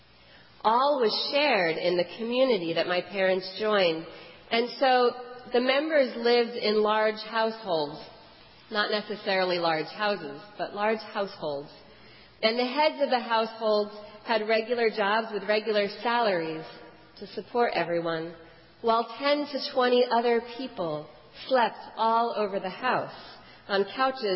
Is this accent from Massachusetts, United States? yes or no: no; Houston, Texas, United States; I was born in Houston